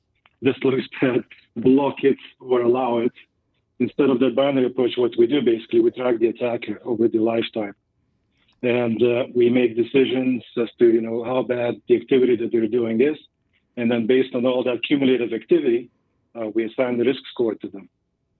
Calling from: Boulder, Colorado, United States; I'm joining you from Boulder, Colorado.

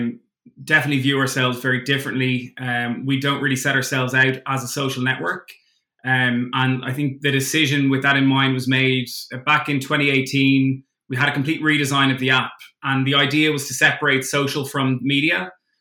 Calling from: London, United Kingdom; also born or lived in Dublin; I'm calling in from London.

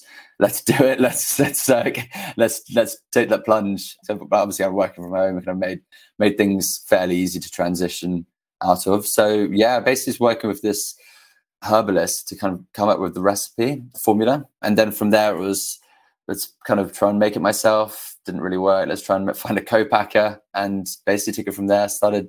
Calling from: New York City, New York, United States; I'm calling in from New York City.

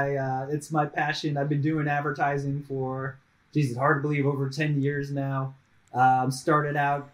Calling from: Raleigh, North Carolina, United States; No, I'm blessed. I'm in Raleigh, North Carolina, on the east coast of the United States, and it's it's about like 17 degrees C

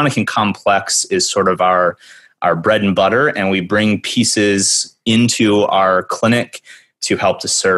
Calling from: Evanston, Illinois, United States; I'm calling in from Evanston, Illinois. We're the first town north of Chicago.

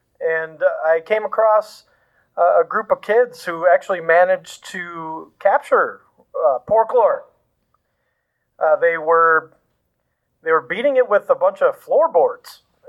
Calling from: Houston, Texas, United States; This is … from Houston.

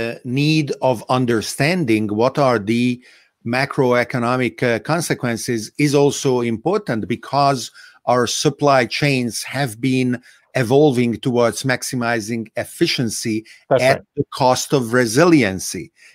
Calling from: Italy; It is being reported in Italy daily. I'm speaking from Italy, right?

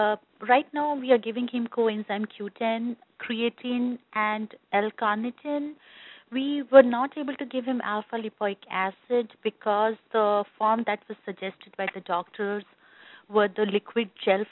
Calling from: North Carolina, United States; I'm calling from North Carolina

